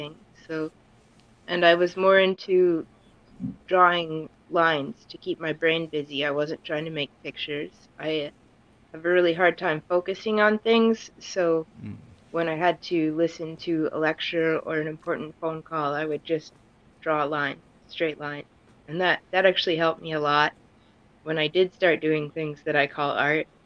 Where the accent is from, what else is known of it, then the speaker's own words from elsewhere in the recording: Midland, Michigan, United States; moved away as an adult; now in Lansing, United States; I grew up in Midland, but I've lived in Lansing for 3 years now.